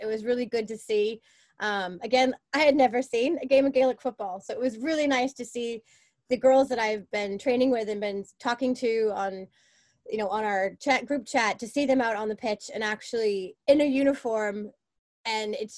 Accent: Boston, Massachusetts, United States; moved away as an adult; now in Belfast, United Kingdom; I'm from Boston

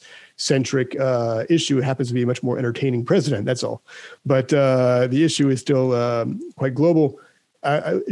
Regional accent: United States; I'm American

